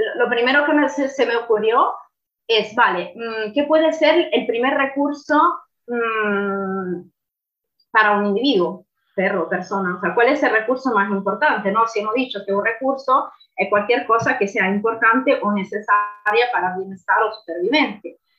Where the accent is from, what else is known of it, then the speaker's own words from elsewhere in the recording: Italy; Spanish is a second language; now in Fuerteventura, Spain; soy italiana, no soy española